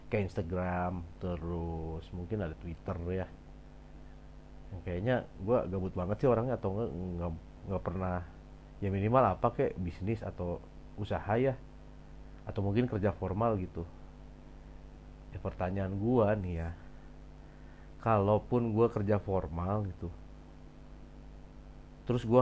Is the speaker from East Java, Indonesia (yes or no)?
no; Bandung, West Java, Indonesia; also born or lived in Surabaya / Cirebon; kalau lahir ya lahir di Surabaya lalu gede di Bandung tapi SMA tiba-tiba gue pindah ke Cirebon gitu abis dari situ gue kuliah balik lagi ke Bandung